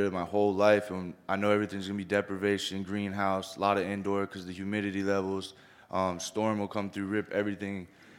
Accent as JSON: {"language": "English", "region": "Florida", "country": "United States", "said": "I'm actually from Florida, and I'm doing a lot of things in Florida right now"}